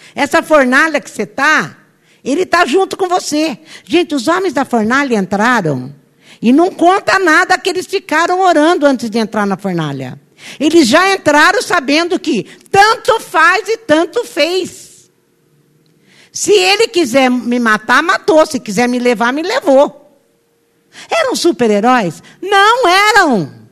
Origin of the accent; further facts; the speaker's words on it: Brazil; nós nascemos no Brasil